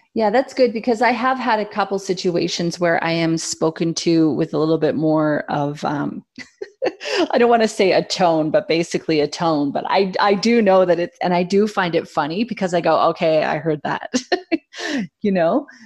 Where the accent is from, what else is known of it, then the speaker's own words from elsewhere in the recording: Canada; as a Canadian